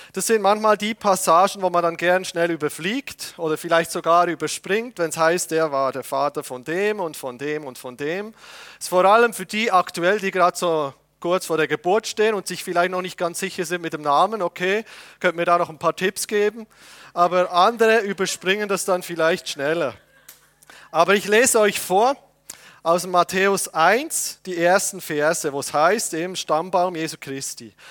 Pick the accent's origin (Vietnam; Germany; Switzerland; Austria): Switzerland; als Patriot, ja, als Schweizer Patriot